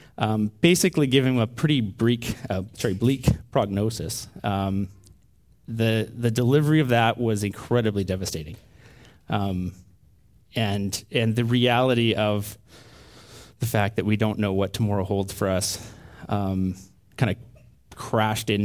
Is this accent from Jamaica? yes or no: no; Canada; a typical Canadian family with type A tendencies